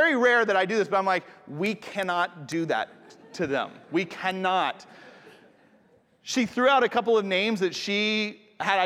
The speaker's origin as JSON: {"language": "English", "town": "Atlanta", "region": "Georgia", "country": "United States", "tie": "born or raised there", "said": "I grew up in Atlanta, so the Appalachian Mountains are just like an hour north"}